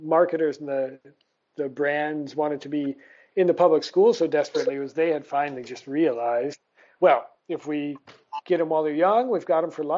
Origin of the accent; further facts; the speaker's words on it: Toledo, Ohio, United States; moved away as an adult; also born or lived in Vietnam / India; now in Southeast Asia; growing up in Toledo, Ohio as a child